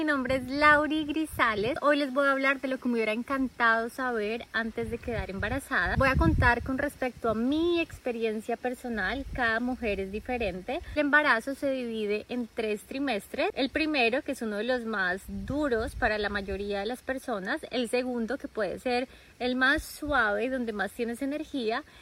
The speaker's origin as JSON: {"language": "Spanish", "country": "Colombia", "moved": "yes", "said": "solo comida colombiana. Comida de mi tierra"}